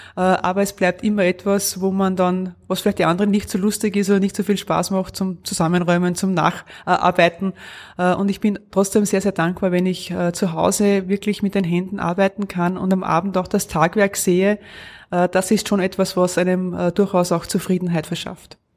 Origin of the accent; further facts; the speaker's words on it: Lower Austria, Austria; moved away as an adult; now in Innerschwand am Mondsee, Austria; Ich bin ja gebürtig in Niederösterreich